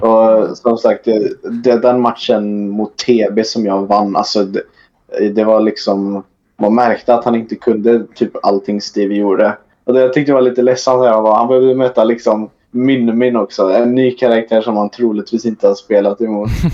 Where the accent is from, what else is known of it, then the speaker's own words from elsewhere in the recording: near Trollhättan, Västra Götaland, Sweden; jag kommer från över Trollhättan, kanske 45 minuter med bil